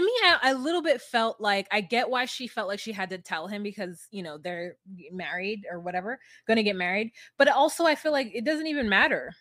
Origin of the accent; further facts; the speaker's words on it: United States; me being an American